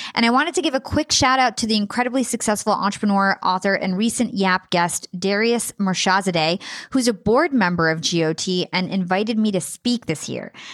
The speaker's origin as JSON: {"language": "English", "country": "United States", "tie": "born or raised there", "said": "growing up in America"}